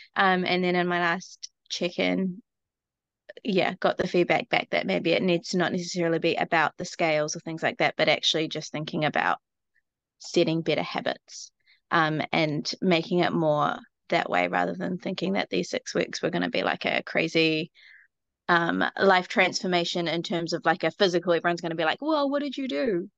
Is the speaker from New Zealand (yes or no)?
yes; New Zealand; I'm from New Zealand, so my accent's gonna be really weird